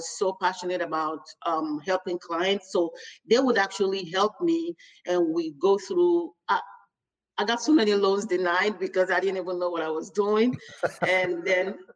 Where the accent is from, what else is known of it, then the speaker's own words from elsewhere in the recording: Nigeria; now in United States; I'm actually from Nigeria